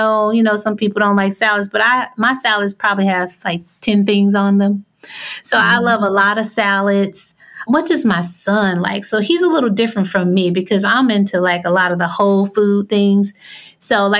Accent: Arkansas, United States; I grew up in Arkansas

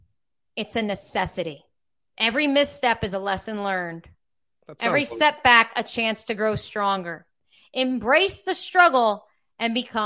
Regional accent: United States; I'm American.

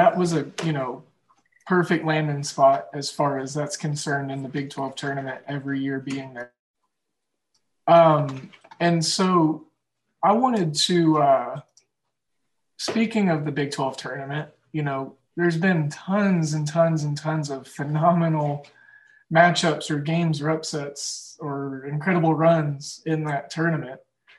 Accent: Oklahoma, United States; Growing up in Oklahoma, we didn't have professional teams.

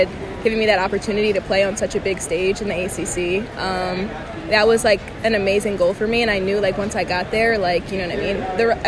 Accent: New Jersey, United States; moved away; I'm from Jersey, so... People up there love to dance, like Jersey club music, people love it. And so when I was growing up

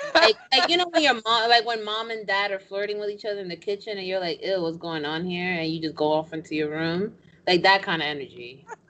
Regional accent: New York, United States; I'm from New York. I'm Dominican

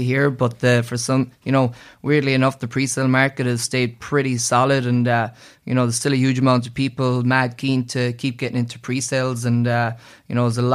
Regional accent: Ireland; moved away as an adult; now in Vancouver, Canada; I'm originally from Ireland, been here for a few years now

